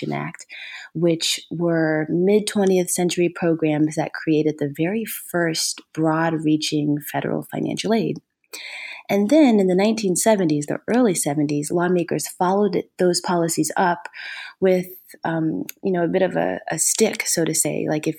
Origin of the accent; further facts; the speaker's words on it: Ohio, United States; And I'm originally from Ohio.